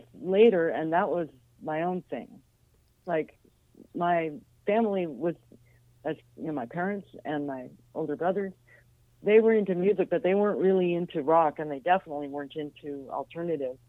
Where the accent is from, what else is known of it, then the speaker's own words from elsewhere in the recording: Los Angeles, California, United States; Los Angeles, on the west side